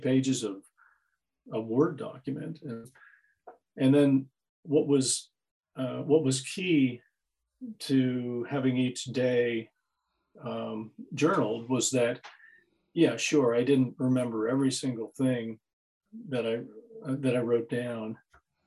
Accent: Pittsburgh, Pennsylvania, United States; I was from Pittsburgh, I'm a retired geologist

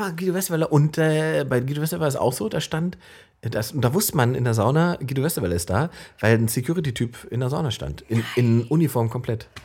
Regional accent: Salzwedel, Saxony-Anhalt, Germany; ich komme aus Salzwedel, Sachsen-Anhalt, in der Altmark, so ein kleiner Ort im Nirgendwo quasi

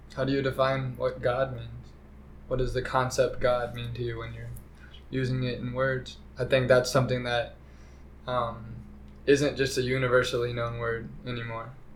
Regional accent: Midwest, United States; I'm like from the Midwest.

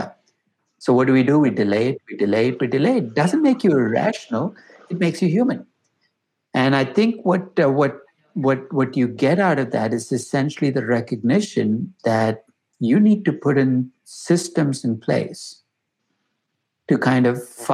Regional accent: Chennai, Tamil Nadu, India; moved away; also born or lived in Bangalore; I grew up in Chennai.

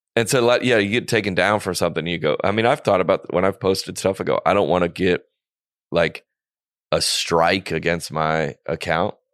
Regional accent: the South, United States; I grew up homeschooled Christian in the South and son of a pastor

